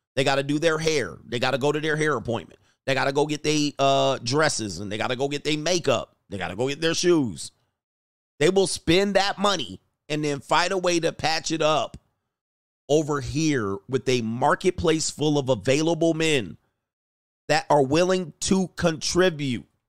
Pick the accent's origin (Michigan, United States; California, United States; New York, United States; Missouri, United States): California, United States; Southern; also born or lived in San Fernando Valley / Newport Beach, Orange County; I grew up in Southern California